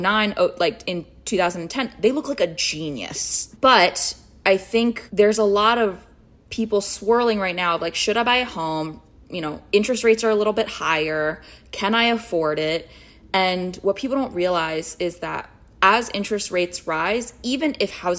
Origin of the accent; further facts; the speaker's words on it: United States; now in New York City, United States; I was born here. I have a sense of entitlement of I belong here. I am an American